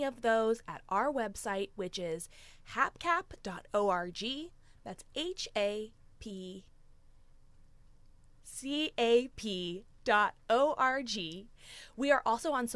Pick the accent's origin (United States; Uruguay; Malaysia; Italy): United States; Gahanna, Ohio; moved away as an adult; now in Athens, United States; I grew up in Gahanna, a suburb of Columbus, and I came down to Athens for school more than 20 years ago